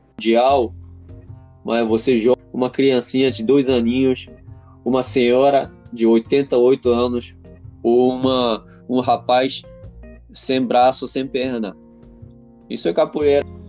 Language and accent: Portuguese; Japan; Portuguese is a second language; moved away; also born or lived in Brazil; o povo japonês